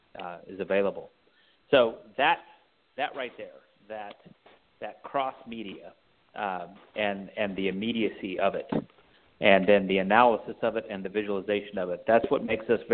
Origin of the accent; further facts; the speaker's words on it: Texas, United States; now in San Francisco Bay Area, United States; I'm originally from the Lone Star State